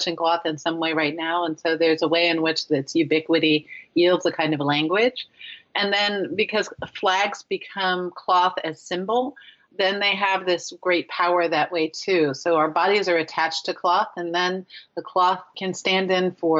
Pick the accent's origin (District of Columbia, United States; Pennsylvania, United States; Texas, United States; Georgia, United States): District of Columbia, United States; Washington; moved away; also born or lived in Richmond, Virginia; the American History Museum at the Smithsonian, D.C., in my hometown